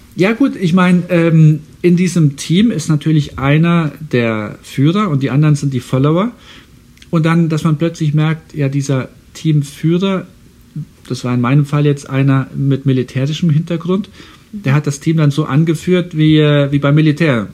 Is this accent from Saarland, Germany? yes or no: yes; Saarland, Germany; now in Houston, United States; ich komme ja aus dem Saarland und das Saarland war, als ich ein kleiner Junge war, ein Tieffluggebiet